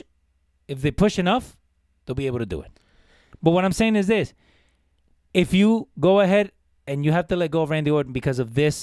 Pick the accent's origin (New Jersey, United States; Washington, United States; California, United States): New Jersey, United States; Jersey City; I grew up in Jersey City